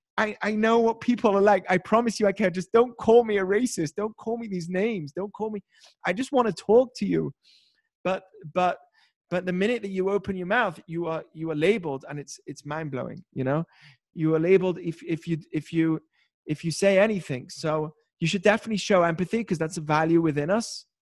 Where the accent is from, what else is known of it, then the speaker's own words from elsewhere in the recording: United Kingdom; now in United States; I'm British